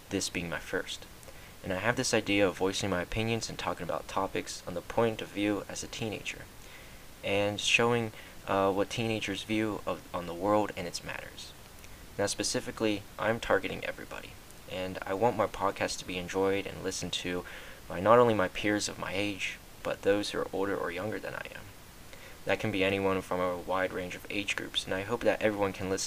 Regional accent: United States; I'm from the United States of America

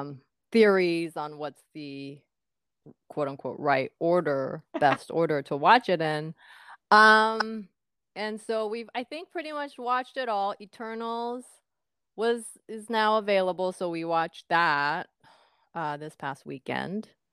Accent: Japan; moved away as an adult; now in United States; I grew up in Japan until you know the first half of my, not first half but uh, until I was what first year college

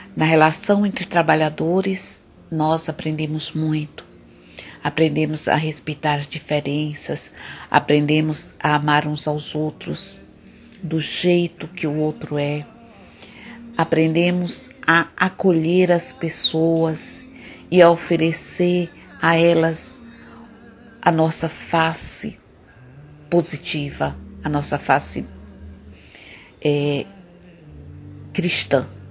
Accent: Nossa Senhora do Socorro, Sergipe, Brazil; Eu nasci num povoado muito simples e muito pobre, aqui pertinho de Aracaju, mas que pertence ao município de Nossa Senhora do Socorro

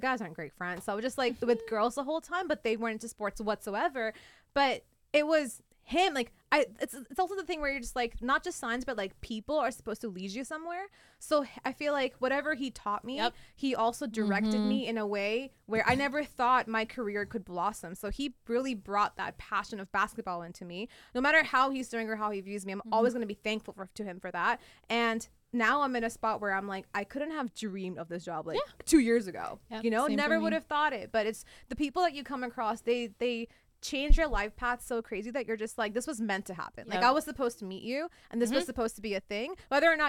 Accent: Pakistan; moved away; I grew up in Pakistan

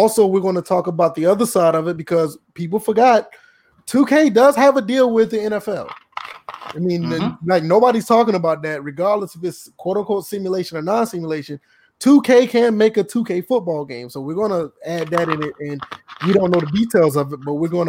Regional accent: Georgia, United States; I mean, I'm from Georgia, South Carolina, all the same, but it's bad down here.

